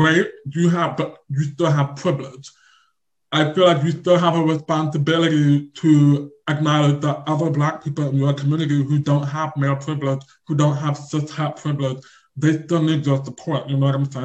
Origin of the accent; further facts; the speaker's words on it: Lincoln, Nebraska, United States; I was born and raised in Lincoln, Nebraska.